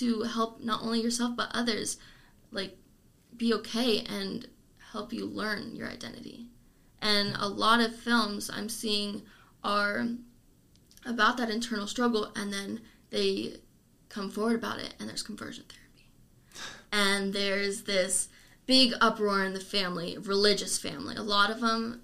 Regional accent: Lancaster, United States; moved away; my hometown, there's the Lancaster Coalition

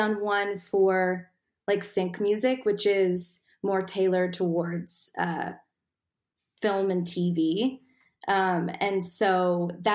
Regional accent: Vancouver, British Columbia, Canada; I am from Vancouver, Canada.

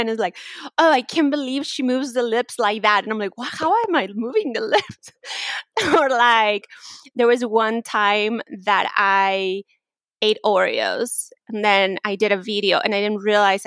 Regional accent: Mexico; English is a second language; moved away; I'm from Mexico, so it's really, like, weird to hear people just right away make assumptions just because I have an accent or because I'm Mexican

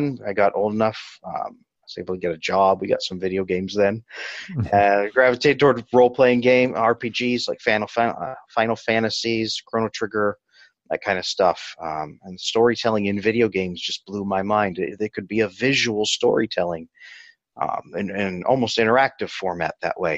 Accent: Central Valley of California, United States; I grew up in the Central Valley of California

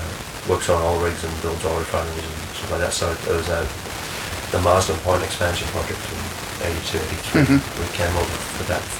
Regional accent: New Zealand; look, I'm from New Zealand, I've never really worked with anybody I haven't

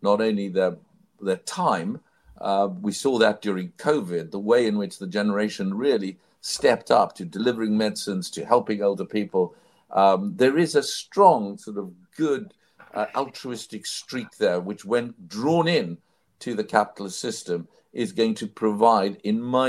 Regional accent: South Africa; I grew up in South Africa, in apartheid South Africa.

